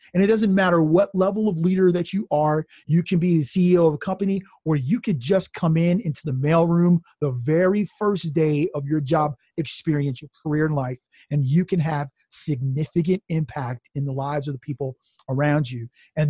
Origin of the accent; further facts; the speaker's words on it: New Jersey, United States; live in New Jersey, and I talk about this in the first chapter of the book. I did a little bit of my growing up in Jersey.